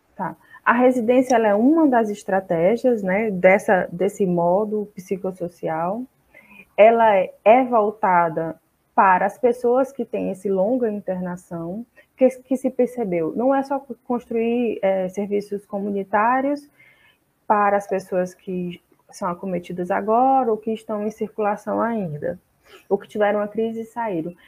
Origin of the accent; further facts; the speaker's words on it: Fortaleza, Ceará, Brazil; sou de Fortaleza, no Ceará